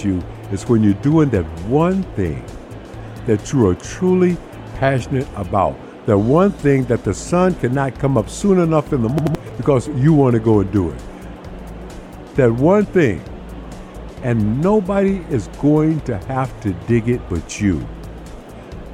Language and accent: English; United States; I've spent my entire life in America, and as an American